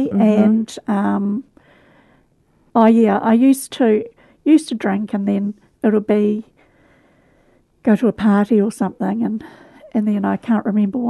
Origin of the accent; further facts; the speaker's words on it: Canterbury, South East England, United Kingdom; Yes, I have.